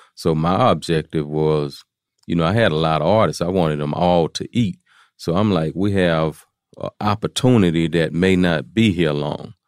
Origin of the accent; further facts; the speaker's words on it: Houston, Texas, United States; I'm from Fifth Ward. I'm from, uh, Fifth Ward is a, is a place in Houston, Texas